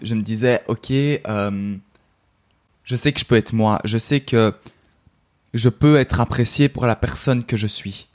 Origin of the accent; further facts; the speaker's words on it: Brussels, Brussels-Capital Region, Belgium; je suis belge, donc, euh, en Belgique